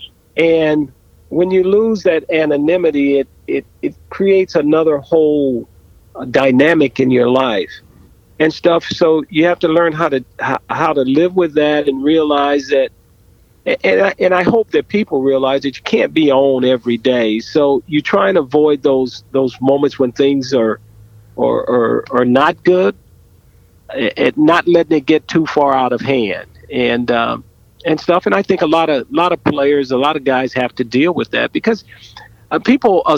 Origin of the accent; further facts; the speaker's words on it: Southern California, United States; growing up in Southern California, I lived across the street from a wood